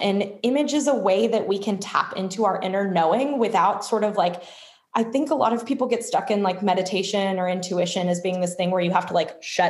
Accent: Louisville, Kentucky, United States; also born or lived in Munich / Chicago / Texas; now in Boston, United States; I currently live in Boston, Massachusetts, but I'm originally from Louisville, Kentucky, and have lived a lot of places like München, Munich, Chicago, Texas. So just kind of from everywhere.

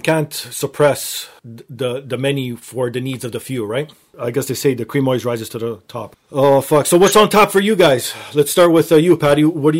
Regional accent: Canada; for me being Canadian

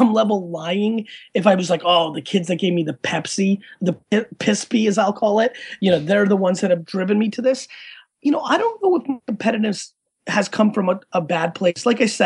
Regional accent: Edison, New Jersey, United States; born or raised there; English is a second language; also born or lived in Russia / Dover, New Jersey

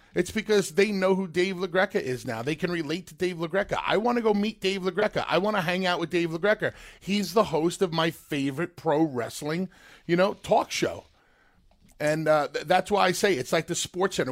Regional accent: New York, United States; growing up in New York

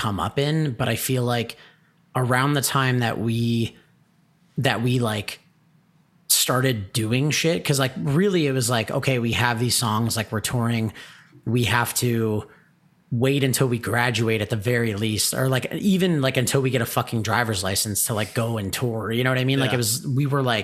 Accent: Hamilton, Ontario, Canada; we're from Hamilton, like the Hamilton scene was fucking crazy.

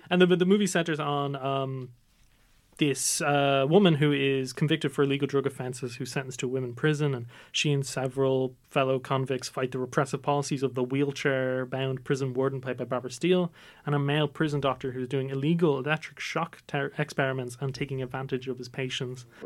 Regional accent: Ireland; also born or lived in Nigeria; So our podcast is basically a group of Irish Nigerian lads who tell their stories, growing up in Ireland as well as Nigeria, and we share our experiences with all of y'all.

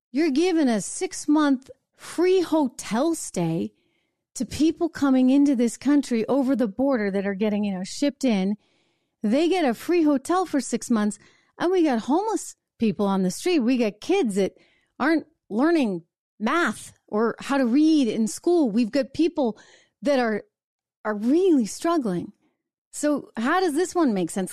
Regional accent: New Hampshire, United States; New Hampshire. Those are my roots

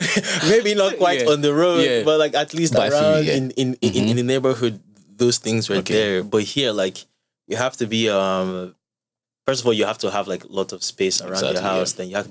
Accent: Bayelsa, Nigeria; also born or lived in Toronto; now in Lagos, Nigeria; I'm from Bayelsa State.

